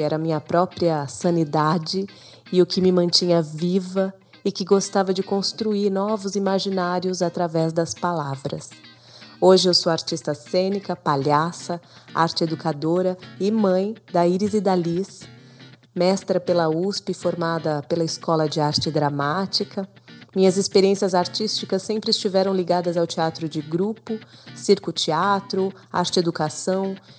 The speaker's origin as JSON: {"language": "Portuguese", "area": "ABC Paulista", "region": "São Paulo", "country": "Brazil", "tie": "born or raised there", "said": "Cresci no ABC Paulista"}